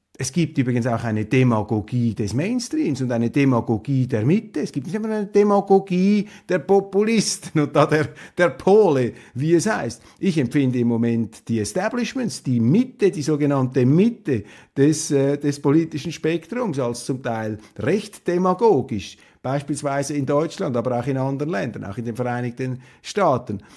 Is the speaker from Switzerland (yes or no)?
yes; Switzerland; als Schweizer